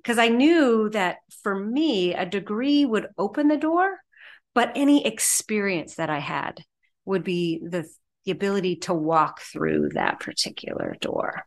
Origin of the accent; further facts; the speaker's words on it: Wilsonville, Oregon, United States; I grew up just south of Portland, Oregon. There's a town called Wilsonville